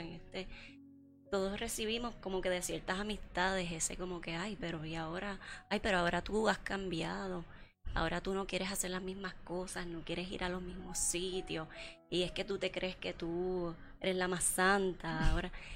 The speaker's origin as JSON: {"language": "Spanish", "country": "Puerto Rico", "tie": "born or raised there", "said": "donde nosotros crecimos en Puerto Rico"}